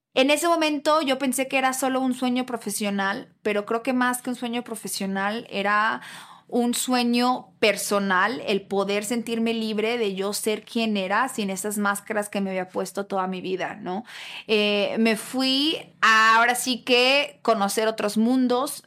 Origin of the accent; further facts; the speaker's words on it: Guadalajara, Jalisco, Mexico; Yo nací y crecí en Guadalajara